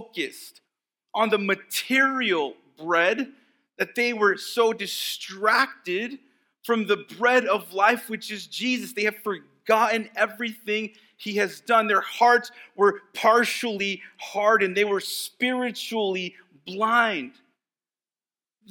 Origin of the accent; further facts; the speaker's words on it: Texas, United States; moved away; the areas that I grew up in Texas